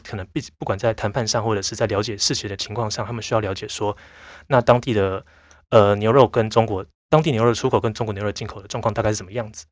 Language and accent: Chinese; Taiwan; 我其实算是台湾土生土长的人